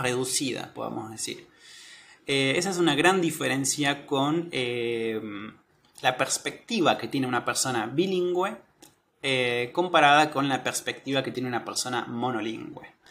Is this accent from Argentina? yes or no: yes; Argentina; soy de Argentina